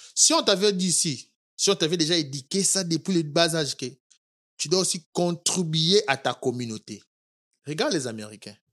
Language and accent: French; Kinshasa, DR Congo; moved away as an adult; also born or lived in Ohio, United States; now in Kentucky, United States; je suis congolais, quinois